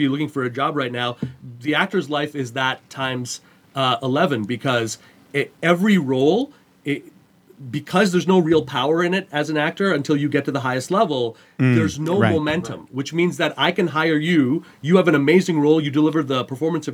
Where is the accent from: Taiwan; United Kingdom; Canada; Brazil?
Canada; Montreal, Quebec; I grew up in Montreal, Canada.